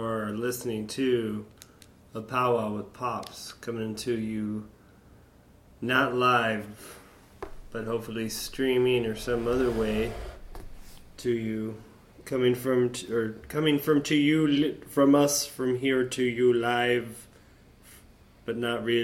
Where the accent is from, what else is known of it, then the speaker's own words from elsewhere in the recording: Florida, United States; also born or lived in the North (US); coming down here at a young age and growing up in Florida